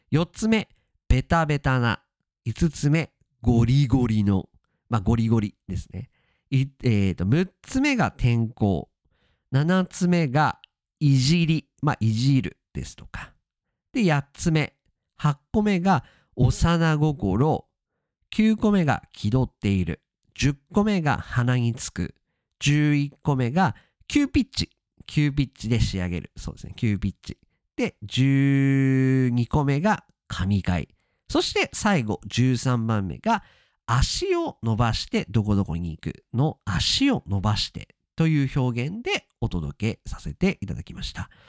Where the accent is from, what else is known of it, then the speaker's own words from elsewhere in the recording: Japan; accent: standard Japanese; 私は基本的には標準語をしゃべります